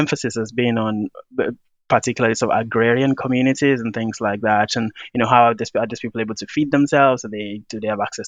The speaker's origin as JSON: {"language": "English", "country": "Nigeria", "said": "I'm from Nigeria and I've had that African experience"}